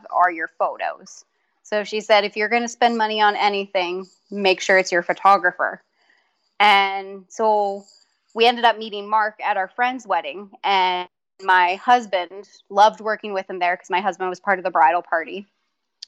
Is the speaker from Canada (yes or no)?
yes; Manitoba, Canada; we're from Manitoba, Canada, so it's can be cold here in the wintertime